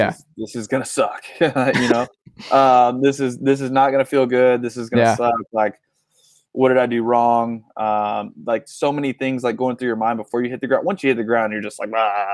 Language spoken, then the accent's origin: English; Tennessee, United States; now in California, United States; growing up in Tennessee